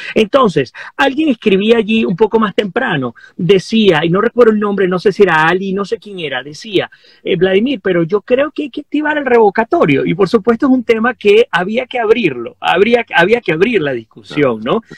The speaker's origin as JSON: {"language": "Spanish", "country": "Venezuela", "said": "nosotros como venezolanos"}